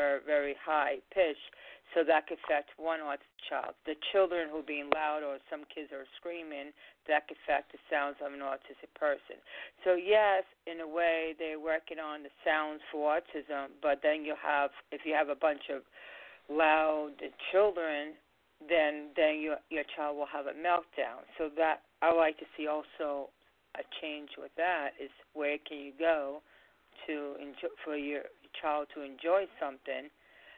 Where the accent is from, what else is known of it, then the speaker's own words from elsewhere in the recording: Long Island, New York, United States; We're from Long Island.